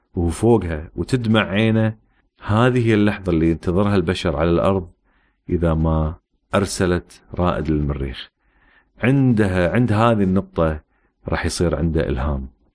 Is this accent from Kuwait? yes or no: yes; Kuwait; also born or lived in United States / United Kingdom; احنا مثلا عندنا في الكويت